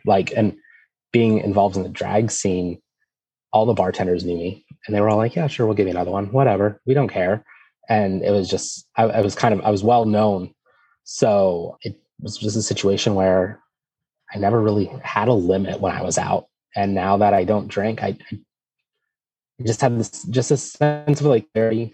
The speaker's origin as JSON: {"language": "English", "town": "Erie", "region": "Pennsylvania", "country": "United States", "said": "I'm from Erie, Pennsylvania"}